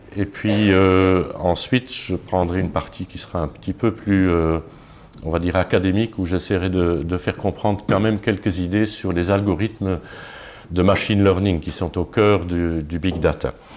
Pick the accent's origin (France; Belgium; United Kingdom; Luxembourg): Luxembourg; Je suis luxembourgeois